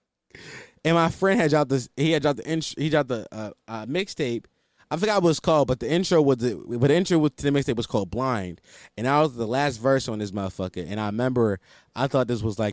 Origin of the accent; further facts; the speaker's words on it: Philadelphia, Pennsylvania, United States; I'm from West Oak Lane